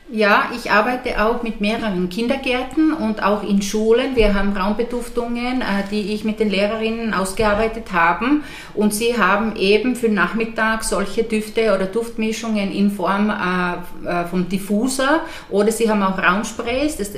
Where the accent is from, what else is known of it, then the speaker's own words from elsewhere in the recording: Finland; moved away; knappe 30 Jahre weg, also weg von Finnland. Äh, ich bin aber die letzten acht Jahre äh, ganz viel in meinem Heimatland gewesen